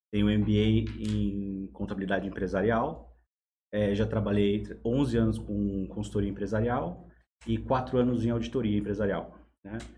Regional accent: São Paulo, Brazil; então, eu sou de São Paulo, né? Estou é, aqui na região há três anos, é, trabalhando para o Sebrae.

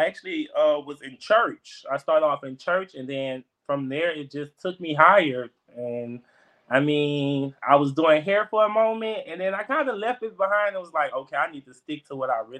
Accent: Baton Rouge, Louisiana, United States; Well, I'm from Baton Rouge, Louisiana. I'm 24 years old.

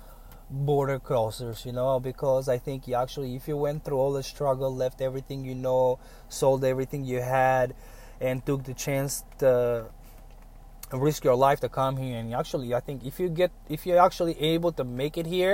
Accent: United States; As an American

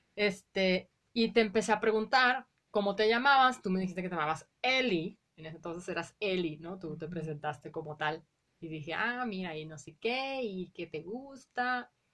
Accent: Guadalajara, Jalisco, Mexico; also born or lived in Colima; yo Nací en Colima, pero se mudaron mis papás súper rápido. Yo tenía seis meses, yo prácticamente crecí toda mi vida en la colonia Morelos

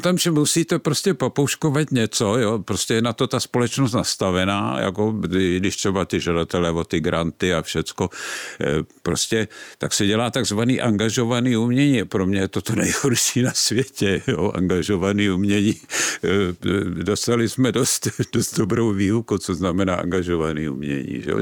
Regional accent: Prague, Czechia; vyrůstal jsem v Praze, vyrůstal jsem na Žižkově

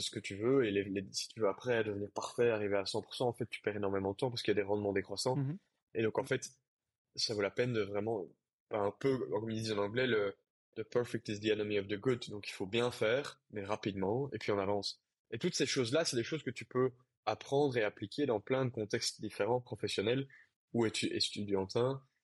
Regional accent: Brussels, Brussels-Capital Region, Belgium; moved away; Quand tu viens de mon milieu, c'est-à-dire un milieu euh, assez bourgeois, privilégié, euh, bruxellois, euh, avec une famille bilingue

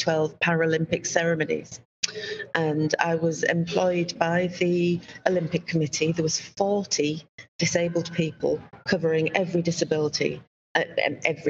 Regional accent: Yorkshire and the Humber, United Kingdom; accent: Yorkshire; I speak them in my unique Yorkshire accent

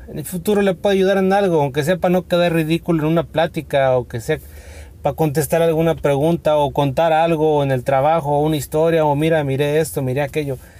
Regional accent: Mexico; aquí en México, yo que soy de México

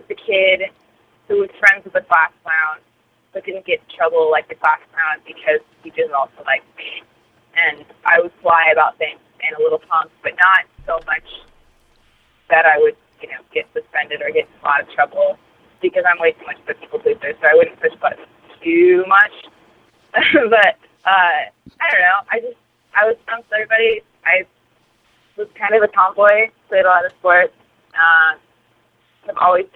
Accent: Southern California, United States; moved away; also born or lived in Northwest; I grew up in Southern California

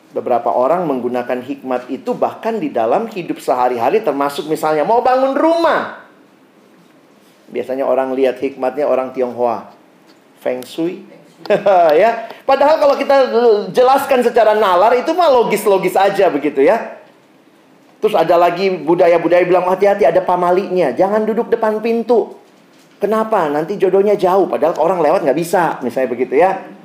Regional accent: Makassar, South Sulawesi, Indonesia; now in Jakarta, Indonesia; saya lahir besar di Makassar

